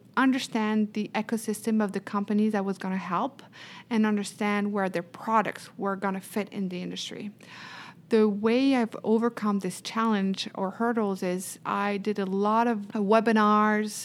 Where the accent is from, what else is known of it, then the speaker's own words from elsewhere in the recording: Paris, Île-de-France, France; English is a second language; moved away as an adult; now in Houston, United States; I was born and raised in Paris